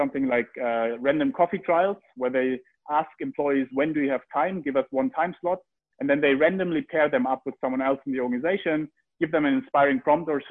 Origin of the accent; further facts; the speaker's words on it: Heidelberg, Baden-Württemberg, Germany; I grew up in Heidelberg